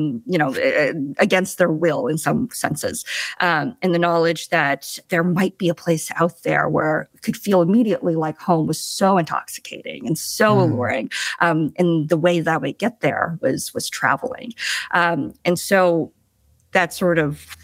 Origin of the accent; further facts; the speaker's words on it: Eden Prairie, Minnesota, United States; also born or lived in China; I predominantly grew up in Minnesota in a place called Eden Prairie.